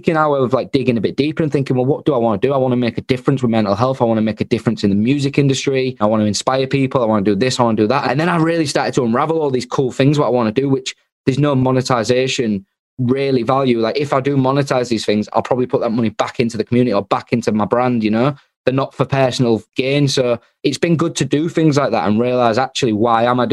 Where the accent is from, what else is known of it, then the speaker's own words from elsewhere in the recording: Hull, Yorkshire and the Humber, United Kingdom; I'm from Hull